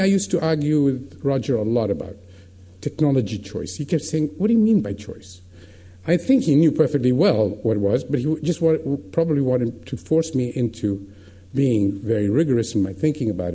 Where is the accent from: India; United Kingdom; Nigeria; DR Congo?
India; as an Indian